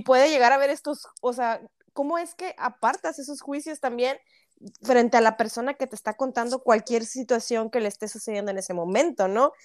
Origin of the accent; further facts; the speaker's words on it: Monterrey, Nuevo León, Mexico; now in Canada; Yo sí soy regia, pero vivo en Canadá